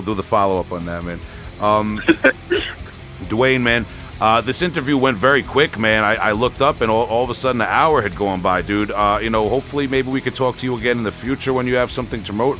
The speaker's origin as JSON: {"language": "English", "area": "Long Island", "region": "New York", "country": "United States", "said": "I'm from Long Island, man, so we got a special place in my heart for them."}